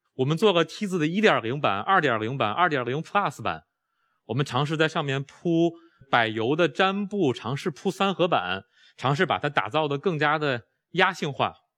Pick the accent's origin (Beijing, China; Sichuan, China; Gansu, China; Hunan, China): Beijing, China; 我在中关村长大，我在海淀黄庄上学